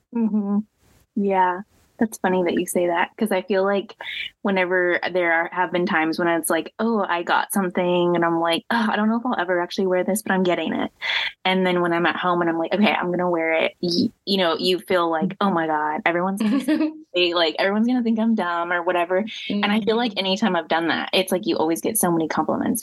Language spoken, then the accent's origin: English; Midwest, United States; moved away as an adult; also born or lived in Louisiana; I grew up in the Midwest, and so that has its own style.